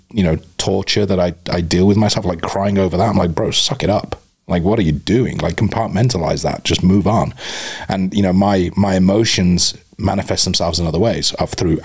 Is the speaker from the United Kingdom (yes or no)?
yes; United Kingdom; moved away as an adult; now in Tucson, United States; I'm ex-military and I'm British